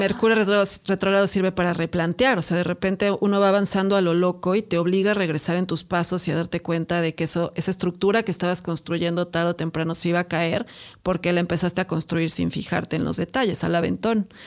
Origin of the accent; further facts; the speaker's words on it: Mexico City, Mexico; Somos argüenderísimos los chilangos